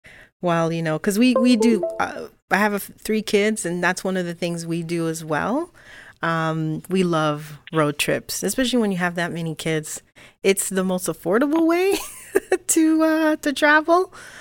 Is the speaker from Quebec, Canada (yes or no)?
yes; Quebec, Canada; when I grew up in Quebec